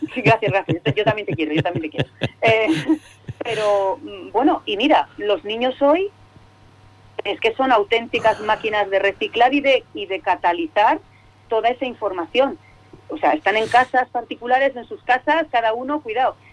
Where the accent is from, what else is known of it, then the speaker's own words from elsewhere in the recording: Cantabria, Spain; como buena cántabra